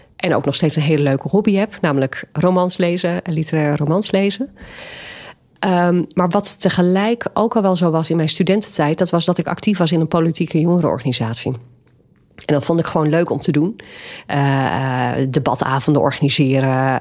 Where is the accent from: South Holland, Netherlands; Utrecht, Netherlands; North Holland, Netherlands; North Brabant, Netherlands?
North Holland, Netherlands; Nieuw-Vennep; mijn kinderjaren heb ik doorgebracht in Nieuw-Vennep